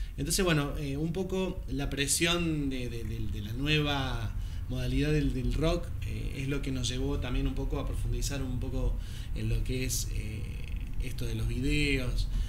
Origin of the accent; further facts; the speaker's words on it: Córdoba, Argentina; moved away as an adult; now in Buenos Aires, Argentina; soy cordobés